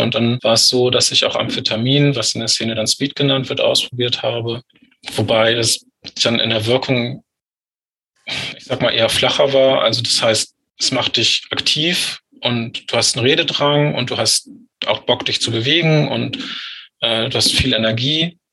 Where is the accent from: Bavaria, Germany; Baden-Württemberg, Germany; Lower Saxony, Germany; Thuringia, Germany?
Lower Saxony, Germany; Lüneburg Heath; Ich bin in der Lüneburger Heide groß geworden.